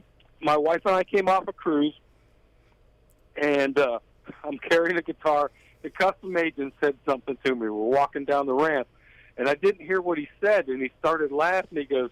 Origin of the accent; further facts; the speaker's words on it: Salt Springs, Florida, United States; it just kind of blows my mind, man, that I'm a guy from Salt Springs and I'm writing songs with Daryl Plant and Mr. Nashville.